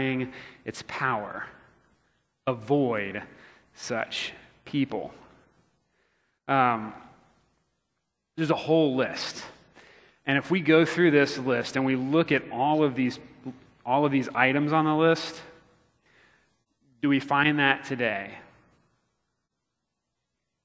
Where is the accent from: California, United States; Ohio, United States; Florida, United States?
Florida, United States; now in Missouri, United States; growing up in Florida